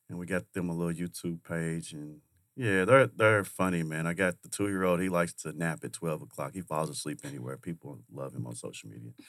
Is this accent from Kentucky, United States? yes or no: yes; Kentucky, United States; moved away; I'm from Kentucky.